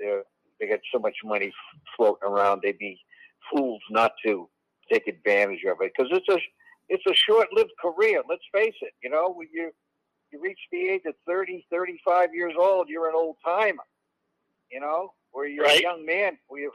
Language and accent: English; Boston, Massachusetts, United States; moved away; I grew up in Boston, and my father was an usher at Fenway Park when I was growing up.